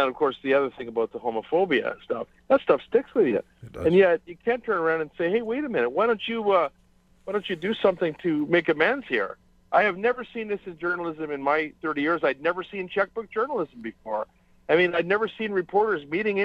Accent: Canada; as a Canadian

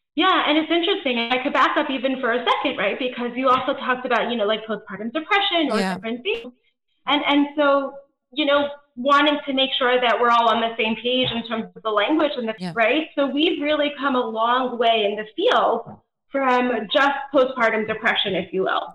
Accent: East Coast, United States; moved away as an adult; also born or lived in Georgia / Nebraska; now in California, United States; my husband and I, um, are actually both East Coasters originally. We live in California now

